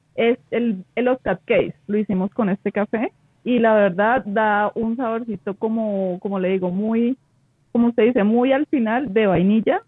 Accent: Huila, Colombia; yo soy del Huila

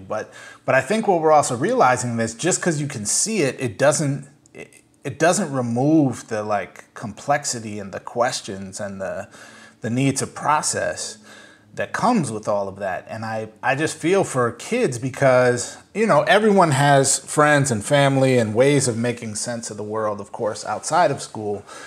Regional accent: Saint Paul, Minnesota, United States; now in New York, United States; I grew up in Saint Paul, uh, Minnesota

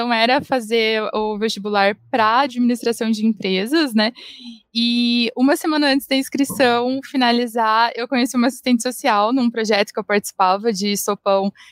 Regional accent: Londrina, Paraná, Brazil; moved away as an adult; also born or lived in Manaus; now in Curitiba, Brazil; Mas a maior parte da minha vida eu morei em Londrina. Eu acabei me mudando aqui para Curitiba porque eu queria tentar mestrado.

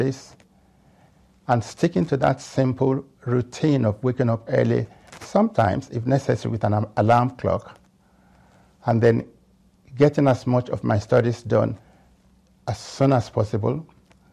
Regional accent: Lagos, Nigeria; moved away as an adult; now in United Kingdom; I came to this country from Africa

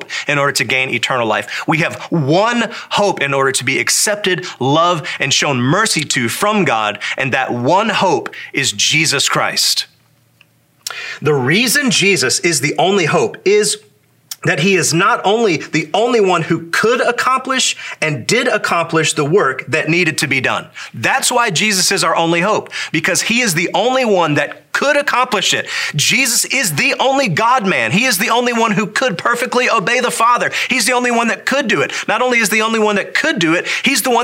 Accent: the Bible Belt, United States; So born a red-blooded American, raised in the Bible Belt

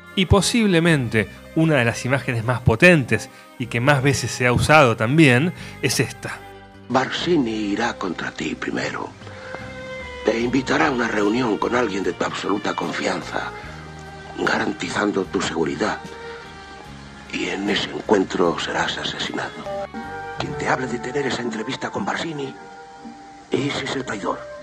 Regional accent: Argentina

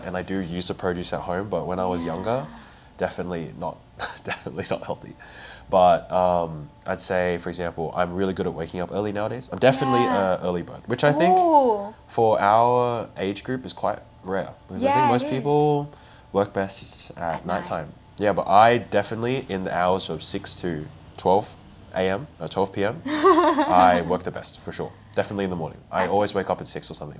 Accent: Queensland, Australia; I'm Vietnamese Australian, and I'm currently studying Masters of Speech Pathology at UQ

